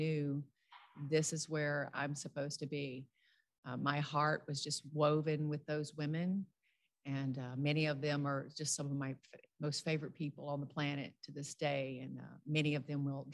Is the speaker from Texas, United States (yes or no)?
no; rural South Louisiana, United States; I grew up in the Deep South. I'm from rural South Louisiana